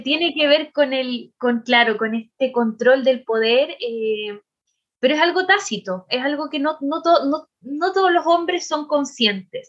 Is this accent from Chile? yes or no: yes; Chile; nosotras aquí como mujeres chilenas sobre todo, en eh, nuestro país